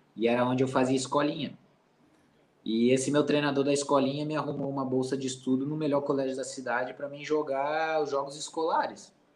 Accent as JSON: {"language": "Portuguese", "region": "Santa Catarina", "country": "Brazil", "moved": "yes", "said": "eu sou catarinense"}